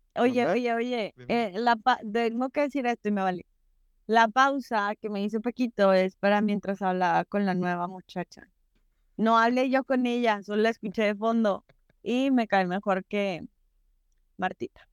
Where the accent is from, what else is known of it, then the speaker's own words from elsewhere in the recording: Mexico; para nosotros como mexicanos